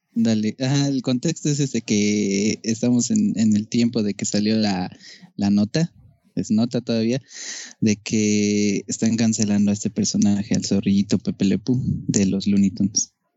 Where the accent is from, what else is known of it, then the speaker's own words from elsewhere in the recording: Mexico; somos, hablamos así